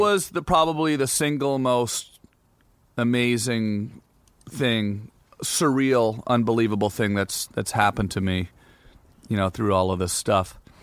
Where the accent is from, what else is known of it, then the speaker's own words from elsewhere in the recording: Canada; I'm Canadian